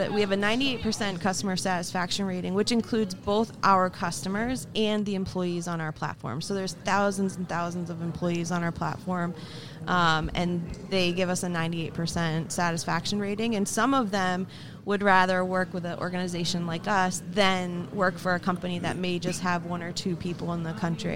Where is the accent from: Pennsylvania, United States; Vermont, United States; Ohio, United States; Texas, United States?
Vermont, United States; moved away as an adult; now in Boston area, United States; I grew up in a very, very small town in Vermont